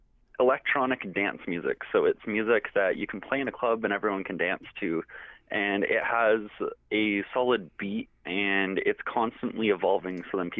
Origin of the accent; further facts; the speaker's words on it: London, Ontario, Canada; I'm a 17-year-old youth from here in London. I am First Nations from the United Nations of the Thames